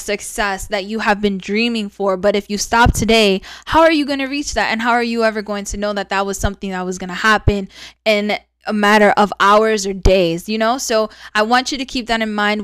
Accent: New York City, New York, United States; born or raised there; moved away; also born or lived in Rochester, New York

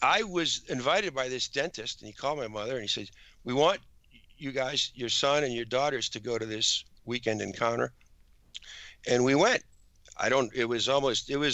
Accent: Massachusetts, United States; also born or lived in Westborough, Massachusetts; I was raised in Mass

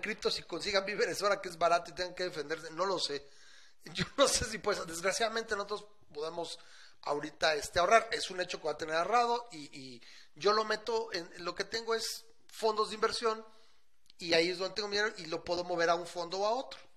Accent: Aguascalientes, Mexico; en mi terruño, o sea, ahora este que aquí en Aguas

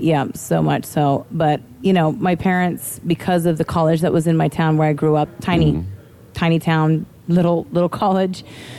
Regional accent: Midwest, United States; You know, and how I grew up in the Midwest.

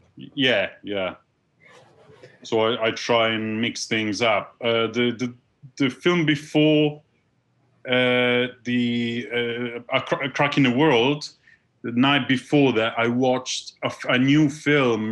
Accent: Milan, Lombardy, Italy; moved away as an adult; now in London, United Kingdom; I was born in Milan.

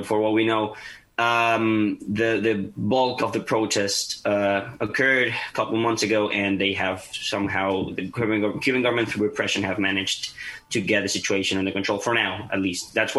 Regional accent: Maracaibo, Zulia, Venezuela; moved away as an adult; also born or lived in Tampa, United States; now in Washington, D.C., United States; I'm originally from Venezuela. I'm from Maracaibo, Venezuela. I got here to the United States 2017.

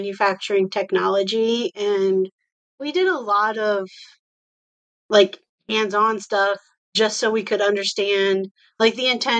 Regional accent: Iowa, United States; I live in Iowa and I grew up in Iowa

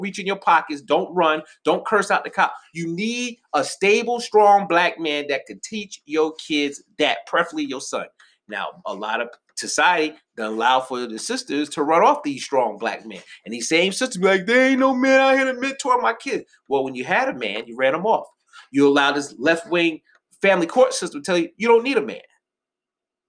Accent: Rockland County, New York, United States; I grew up in Rockland County, New York. Shout out to the 845

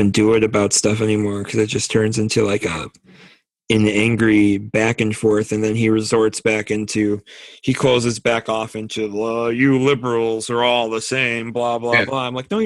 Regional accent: United States; I'm an American.

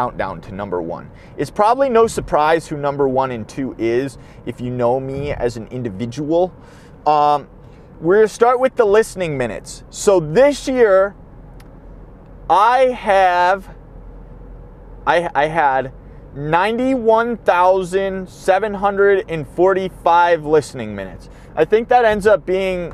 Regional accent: Midwest, United States; I'm from the Midwest

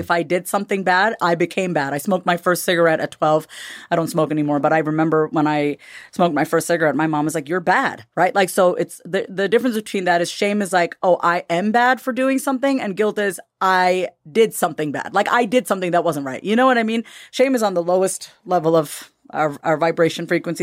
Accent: United States; also born or lived in India (ancestry); they all know we're American. We're dressed in American clothes. I'm Indian, but they know we're from the West

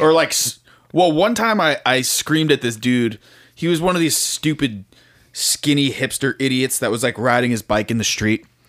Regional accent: South Florida, United States; also born or lived in Tallahassee, Florida; I was driving home from Florida State, back to South Florida.

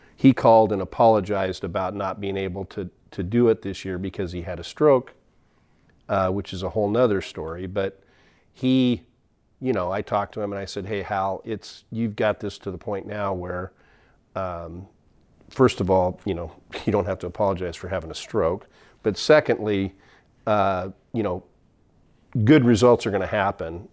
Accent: McMinnville, Oregon, United States; I grew up in McMinnville

